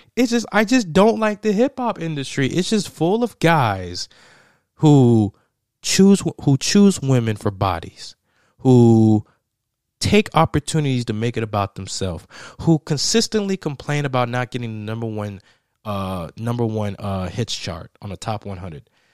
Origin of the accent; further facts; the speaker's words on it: Tennessee, United States; the state of Tennessee, my home state